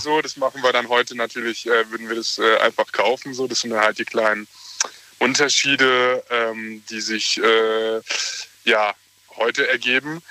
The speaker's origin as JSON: {"language": "German", "town": "Mannheim", "region": "Baden-Württemberg", "country": "Germany", "said": "Wir sind äh, äh, echte Mannheimer"}